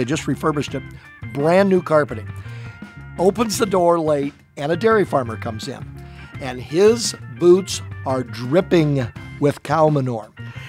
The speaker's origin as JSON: {"language": "English", "area": "Sugar Creek Township", "region": "Iowa", "country": "United States", "said": "I'm from Sugar Creek Township."}